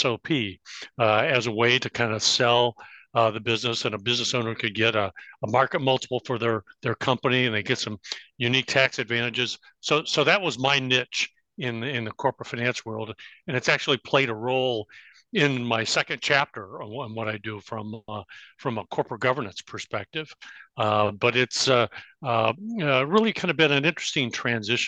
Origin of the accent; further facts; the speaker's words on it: Bloomington, Illinois, United States; moved away as an adult; also born or lived in Champaign, Illinois / Chicago, Illinois; I grew up in Bloomington Normal